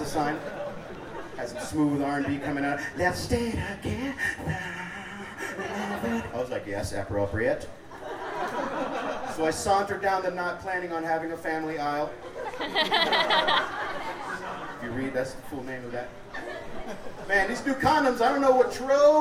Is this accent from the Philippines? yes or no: no; Miami, Florida, United States; moved away as an adult; now in Denver, United States; I am originally from Miami. Florida.